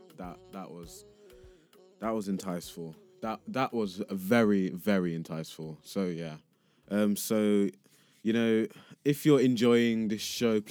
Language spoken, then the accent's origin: English; Grays, East of England, United Kingdom; accent: English; moved away as an adult; also born or lived in Nigeria; now in Leeds, United Kingdom; I was born in Shigam in Nigeria, and you know, I'm now, and you can't really tell by my voice, but I now live in England, Leeds more specifically, but I grew up in Grays in Essex